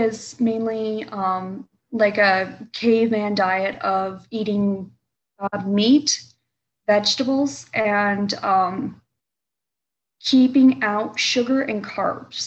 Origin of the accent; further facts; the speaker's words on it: Hampstead, North Carolina, United States; now in Michigan, United States; I was raised in North Carolina